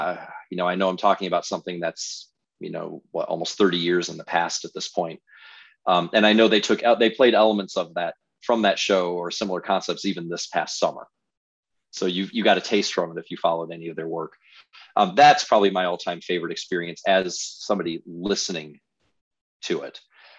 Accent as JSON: {"language": "English", "region": "Midwest", "country": "United States", "tie": "born or raised there", "said": "I grew up in Big Ten country."}